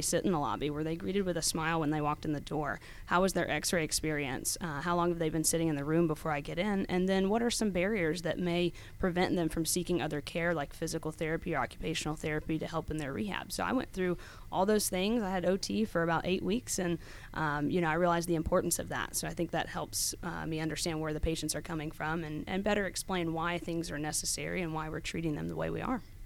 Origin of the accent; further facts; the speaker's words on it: Snellville, Georgia, United States; also born or lived in Athens, Georgia / Tennessee; I was actually born and raised in Snellville